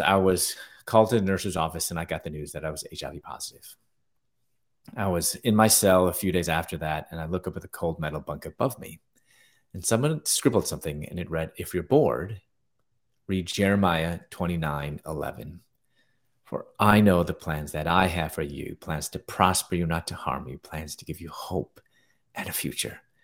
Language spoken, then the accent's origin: English; Chicago, Illinois, United States; moved away as an adult; also born or lived in Louisville, Kentucky / Atlanta; I'm originally from Chicago